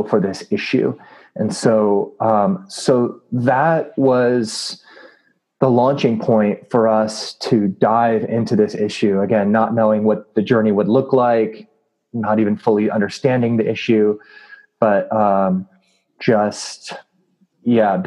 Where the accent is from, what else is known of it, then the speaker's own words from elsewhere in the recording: Southern California, United States; Growing up, I grew up in Southern California.